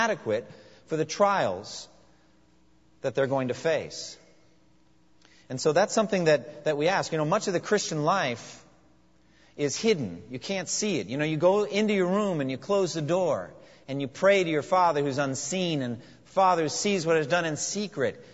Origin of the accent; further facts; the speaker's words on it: New England, United States; now in eastern US; I was raised in New England and used to just snow